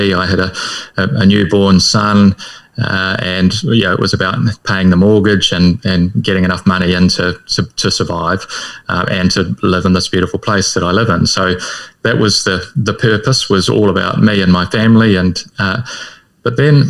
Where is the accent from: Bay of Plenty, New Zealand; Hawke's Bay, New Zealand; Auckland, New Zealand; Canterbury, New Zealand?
Bay of Plenty, New Zealand; Whakatane; accent: Kiwi; I come from Whakatane.